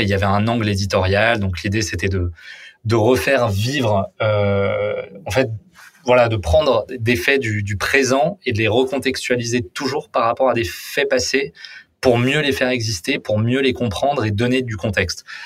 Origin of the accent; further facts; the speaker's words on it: Paris, Île-de-France, France; j'ai vécu toute euh, toute ma vie à, à Paris